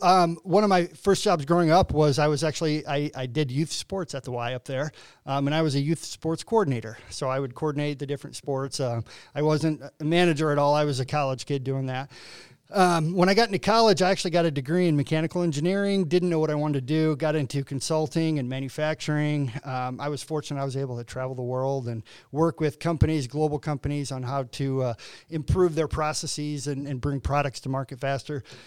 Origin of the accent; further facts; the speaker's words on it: LaSalle, Illinois, United States; now in Quincy, United States; I'm originally from LaSalle, Peru, um, north of Bloomington, um, probably about an hour north of Bloomington